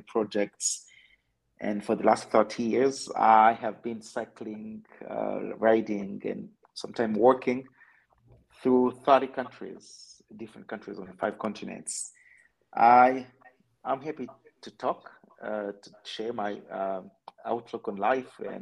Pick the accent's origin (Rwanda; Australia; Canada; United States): Rwanda; I'm from Rwanda.